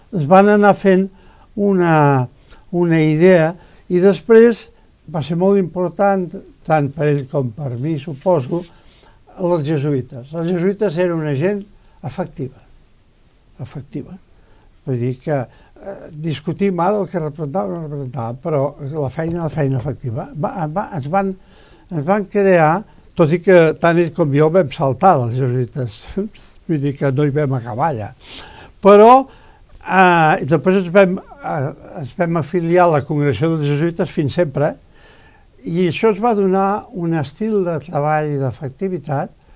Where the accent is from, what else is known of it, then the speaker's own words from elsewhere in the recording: Vallirana, Catalonia, Spain; meu poble era Vallirana